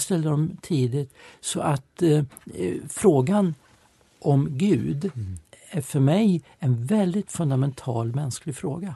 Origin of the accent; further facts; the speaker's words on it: Eskilstuna, Södermanland, Sweden; Jag växte upp i Eskilstuna, jag är född 1960